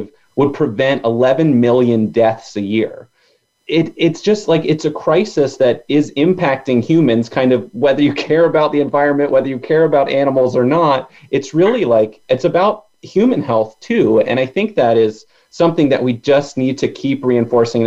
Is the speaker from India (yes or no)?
no; Virginia, United States; I grew up in Virginia, so I was very close to it.